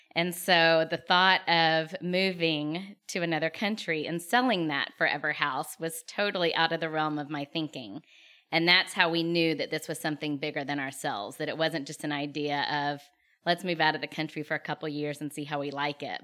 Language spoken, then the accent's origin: English; Lake Jackson, Texas, United States; also born or lived in Katy, Texas / Austin, Texas / Dominican Republic; I grew up in Lake Jackson, Texas